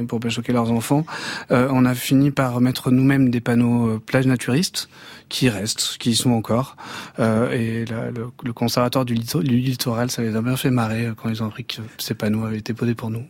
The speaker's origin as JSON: {"language": "French", "town": "Banyuls-sur-Mer", "region": "Occitania", "country": "France", "tie": "born or raised there", "said": "Bagnoul-sur-Mer, mon village natal, enfin là où j'ai grandi"}